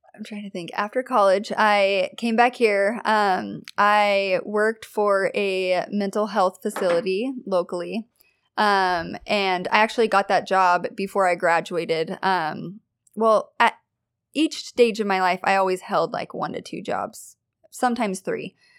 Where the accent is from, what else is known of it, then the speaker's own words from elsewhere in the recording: Kelso, Washington, United States; I am from Kelso, Washington.